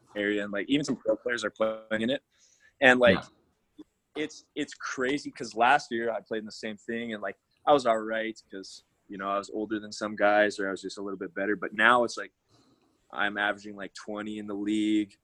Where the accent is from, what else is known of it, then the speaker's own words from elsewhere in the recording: Alberta, Canada; I'm from Alberta, Canada.